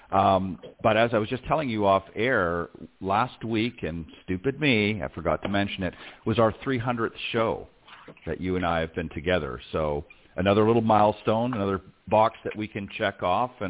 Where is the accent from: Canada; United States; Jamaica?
Canada; Hamilton, Ontario; also born or lived in Toronto / Halifax; I unfortunately I'm from flat Ontario, so we don't have too many mountains in in Ontario. But um, born in Hamilton, uh, lived a lot of my life in Toronto, um, and a little bit out in Halifax, Nova Scotia for a few years as well.